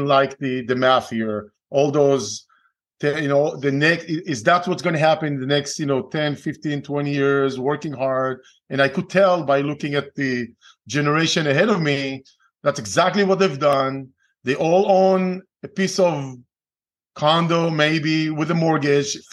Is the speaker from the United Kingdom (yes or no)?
no; Israel; English is a second language; moved away as an adult; I'm originally from Israel. Okay. Born and raised, spent 3 years in the Israeli military